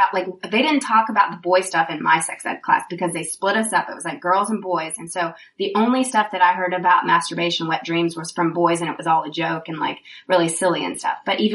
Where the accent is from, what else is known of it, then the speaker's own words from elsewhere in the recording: Nashville, Tennessee, United States; I grew up in Nashville and it was like, you know, I was Christian